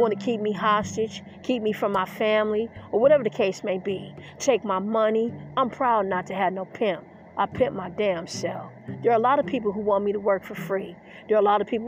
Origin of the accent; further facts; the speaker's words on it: Detroit, Michigan, United States; I grew up in Detroit, Michigan. I grew up in the Motor City